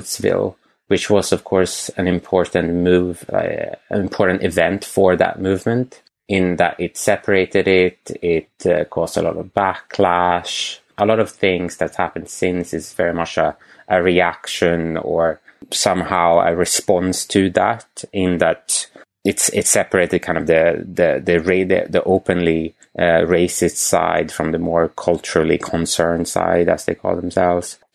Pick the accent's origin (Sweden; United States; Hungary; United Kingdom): Sweden; moved away; I'm from Sweden